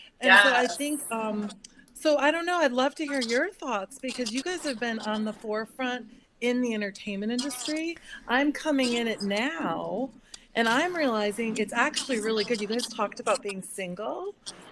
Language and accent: English; Midwest, United States; now in Manhattan Beach, United States; I grew up in the Midwest